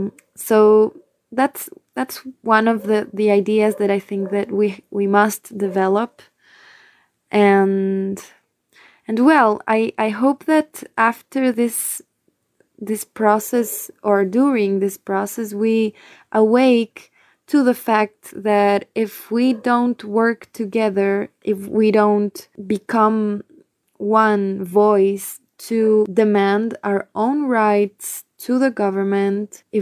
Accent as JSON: {"language": "English", "town": "Quito", "region": "Pichincha", "country": "Ecuador", "second_language": "English", "said": "from Quito, Ecuador, from the band … I also have a personal project called"}